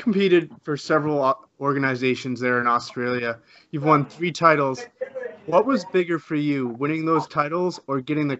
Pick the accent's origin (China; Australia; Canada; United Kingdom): Canada; Being a Canadian